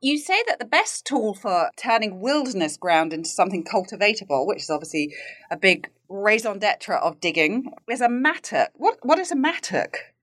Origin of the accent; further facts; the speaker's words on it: United Kingdom; now in United States; being a Brit who lives in the U S